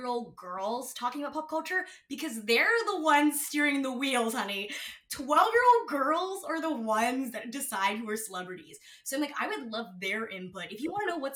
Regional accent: Ontario, Canada; I'm Canadian

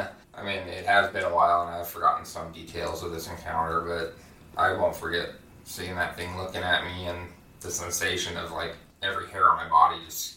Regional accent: Port Orchard, Washington, United States; also born or lived in Bremerton, Washington; I grew up in Bremerton, Port Orchard

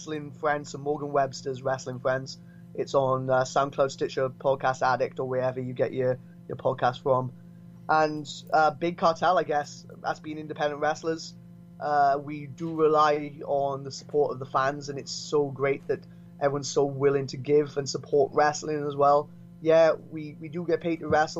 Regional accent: Brynmawr, Wales, United Kingdom; I'm from Brumau as well

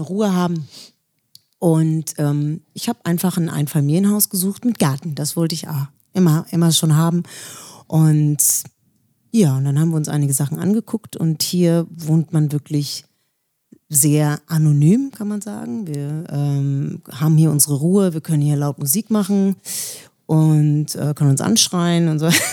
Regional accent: Villingen-Schwenningen, Baden-Württemberg, Germany; also born or lived in Schleswig-Holstein; now in Rheinfelden, Germany; Also, ich bin in Villingen-Schwenningen geboren. Das ist im Schwarzwald in der Nähe von Freiburg.

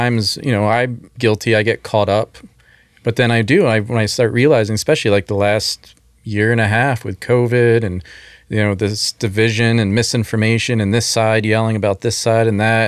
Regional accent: outside Philadelphia, New Jersey, United States; I grew up outside of Philly, actually New Jersey, technically

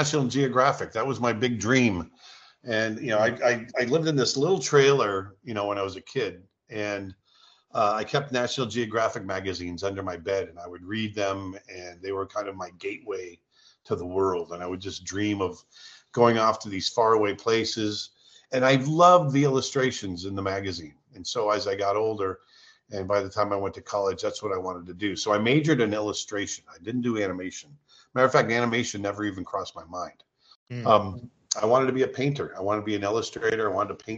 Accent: South Florida, United States; also born or lived in Vermont / California; grew up in Florida, moved to Florida when I was very young

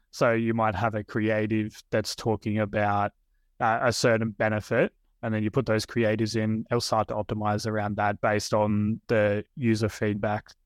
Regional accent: Australia

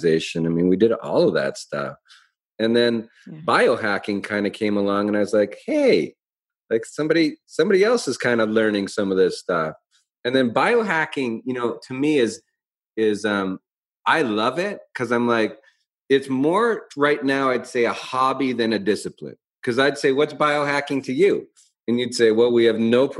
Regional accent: Calgary, Alberta, Canada; moved away as an adult; also born or lived in Portland, Oregon; I came from Calgary

